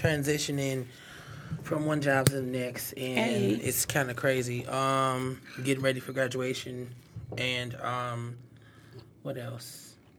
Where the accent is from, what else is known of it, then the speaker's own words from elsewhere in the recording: Detroit, Michigan, United States; We are from Detroit